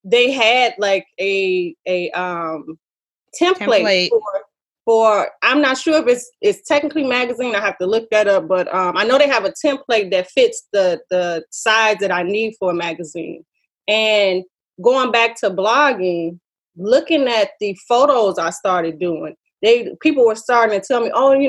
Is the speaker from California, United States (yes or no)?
no; Chicago, Illinois, United States; now in New Orleans, United States; my hometown, Chicago